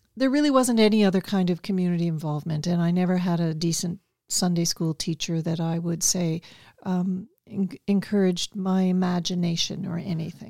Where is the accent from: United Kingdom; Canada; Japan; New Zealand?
Canada; Toronto, Ontario; growing up in Toronto